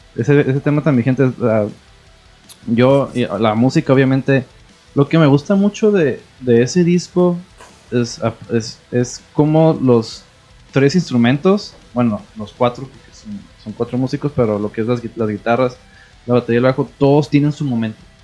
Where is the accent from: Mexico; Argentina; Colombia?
Mexico; uno como mexicano